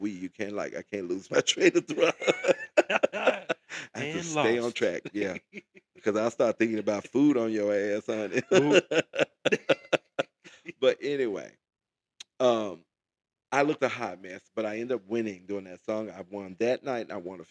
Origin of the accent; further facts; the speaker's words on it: Memphis, Tennessee, United States; moved away; I'm from Memphis, Tennessee, originally